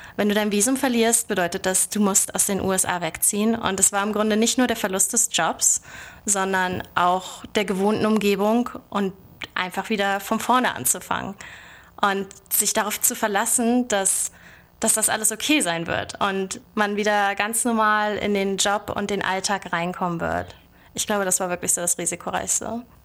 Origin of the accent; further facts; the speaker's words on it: Bad Oldesloe, Schleswig-Holstein, Germany; moved away as an adult; also born or lived in Lübeck / Berlin; now in Silicon Valley, United States; Also ich komme eigentlich ursprünglich aus Bad Oldesloe und äh, das liegt so zwischen Hamburg und Lübeck und hat 20.000 Einwohner. Dort bin ich groß geworden